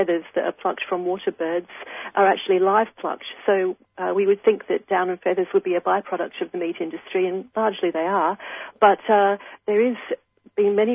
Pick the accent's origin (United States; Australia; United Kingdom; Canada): Australia; Queensland; as a Queenslander